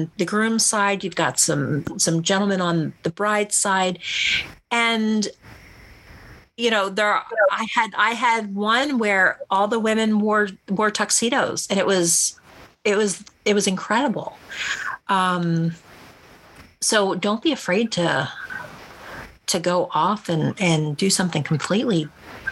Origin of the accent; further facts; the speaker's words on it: East Coast, United States; moved away; I'm from the East Coast